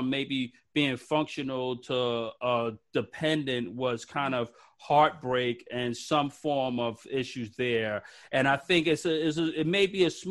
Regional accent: New York City, New York, United States; I'm from Brooklyn

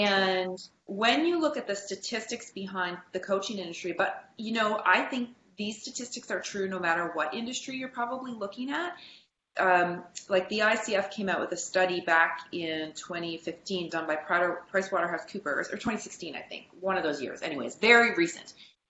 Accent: Canada; for me as a Canadian, I wanted to stay in Canada. That was important to me.

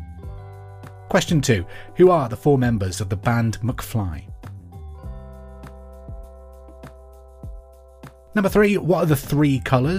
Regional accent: Hereford, West Midlands, United Kingdom; I'm from Hereford, which is the home of Bulmers and Westerns, so cider runs through my veins

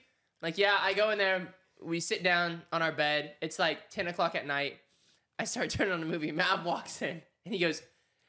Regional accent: Oklahoma, United States; moved away; I'm from Oklahoma

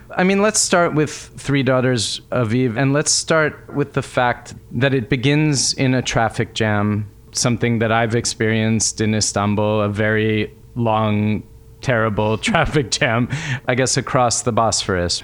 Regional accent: United States; I grew up in America

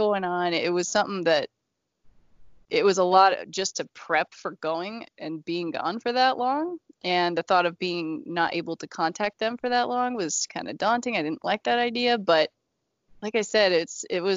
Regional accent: Idaho, United States; moved away as an adult; now in Montana, United States; right now I live in Montana. I grew up in Idaho.

